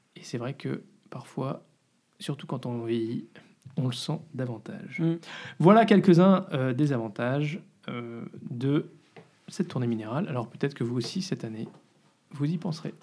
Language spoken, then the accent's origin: French; France; moved away as an adult; now in Brussels, Belgium; on est français